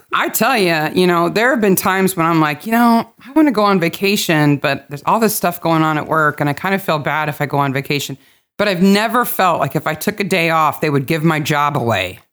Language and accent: English; United States; I'm an American